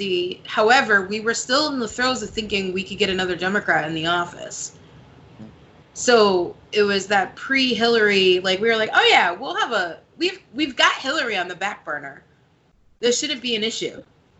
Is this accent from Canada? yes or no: no; United States; proud not only as American, but being as, like, a Black person